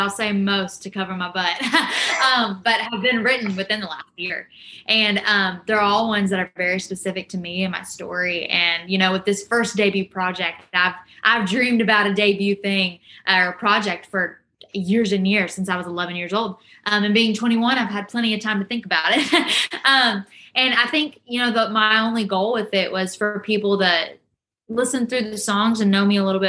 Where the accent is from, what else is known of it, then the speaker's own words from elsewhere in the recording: Rockwall, Texas, United States; moved away as an adult; now in Nashville, United States; I left Rockwall, Texas real, real quick. And I was just as fast to come back, even though I said I wasn't going to be. And I missed my hometown more than I said I would